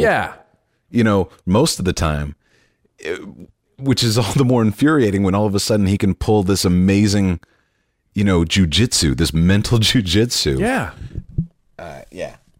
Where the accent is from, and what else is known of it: Dallas, Texas, United States